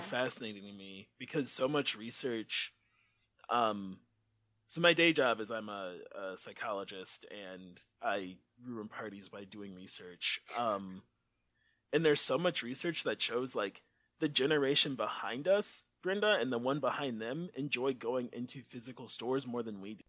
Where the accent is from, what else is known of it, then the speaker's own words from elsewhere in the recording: Detroit, Michigan, United States; also born or lived in Inkster, Michigan / Grand Rapids, Michigan; I grew up in Inkster and Detroit 'cause my parents were divorced